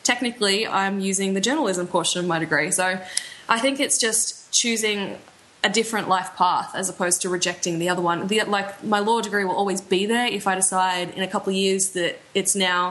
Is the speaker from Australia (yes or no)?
yes; Australia; moved away; I'm from Australia